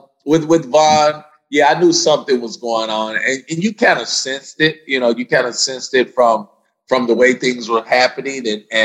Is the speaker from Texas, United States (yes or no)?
yes; Dallas, Texas, United States; the Denver Broncos are here in Dallas in my hometown this week.